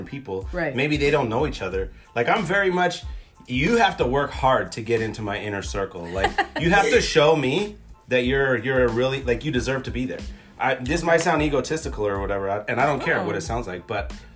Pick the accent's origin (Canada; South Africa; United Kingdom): Canada; I'm Canadian